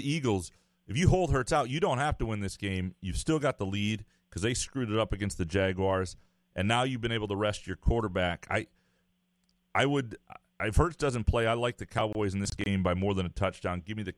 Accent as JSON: {"language": "English", "country": "United Kingdom", "said": "In my household, we celebrate Boxing Day. You know, of course, being British and all."}